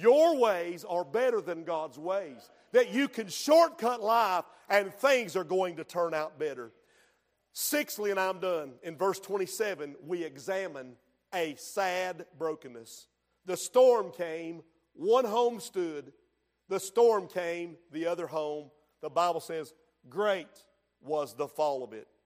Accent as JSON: {"language": "English", "town": "Hooper's Creek", "region": "North Carolina", "country": "United States", "tie": "born or raised there", "said": "Where I grew up in Hooper's Creek"}